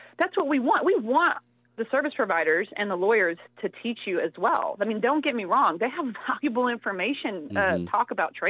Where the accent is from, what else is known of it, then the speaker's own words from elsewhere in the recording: Texas, United States; I'm from Texas.